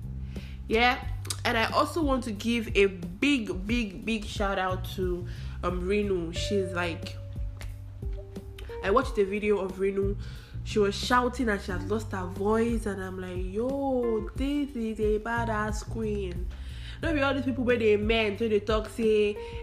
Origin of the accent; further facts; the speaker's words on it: Anambra, Nigeria; I am from Anambra State